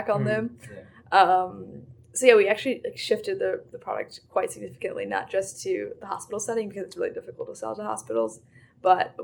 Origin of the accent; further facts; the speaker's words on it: United States; we were the Americans